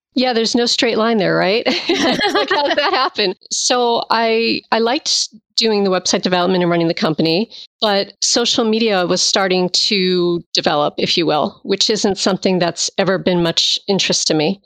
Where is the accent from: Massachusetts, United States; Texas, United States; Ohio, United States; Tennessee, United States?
Massachusetts, United States; moved away as an adult; now in Virginia, United States; I'm originally from Massachusetts. And I moved down here after I graduated